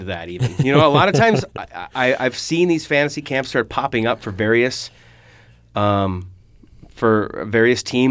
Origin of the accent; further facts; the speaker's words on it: Minnesota, United States; I grew up here in Minnesota